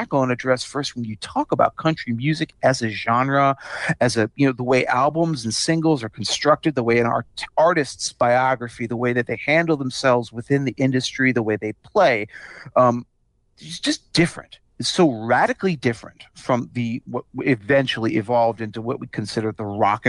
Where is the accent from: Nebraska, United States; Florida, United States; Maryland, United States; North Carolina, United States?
Maryland, United States; Potomac; grow up in Potomac, Maryland